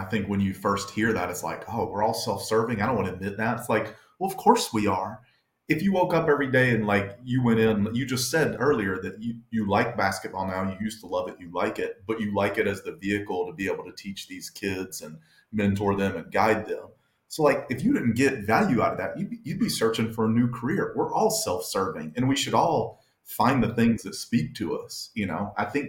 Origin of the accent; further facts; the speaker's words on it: the South, United States; we're both from the South and we're white guys.